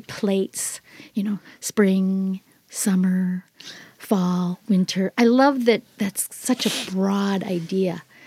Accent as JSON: {"language": "English", "region": "Minnesota", "country": "United States", "tie": "born or raised there", "moved": "as an adult", "lives_now": "California, United States", "said": "I grew up in Minnesota."}